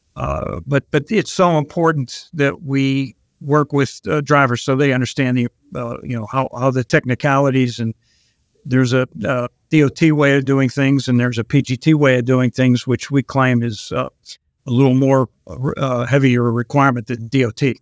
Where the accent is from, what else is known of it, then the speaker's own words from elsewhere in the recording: Pittsburgh, Pennsylvania, United States; also born or lived in Long Island, New York; I'm actually originally from Pittsburgh